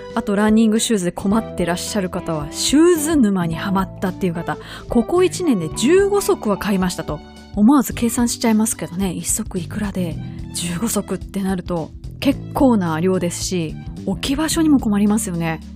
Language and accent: Japanese; Kobe, Hyogo, Japan; 実家の須磨